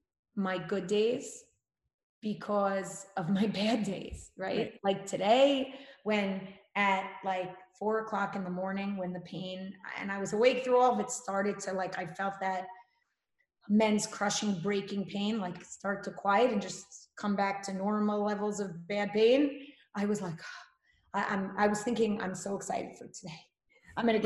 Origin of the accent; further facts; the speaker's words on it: New York, United States; are you from New York? I'm like, that's right